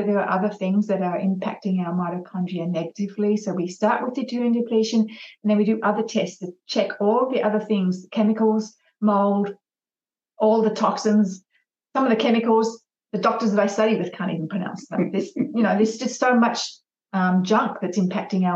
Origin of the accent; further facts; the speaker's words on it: Australia; I'm an Aussie trooper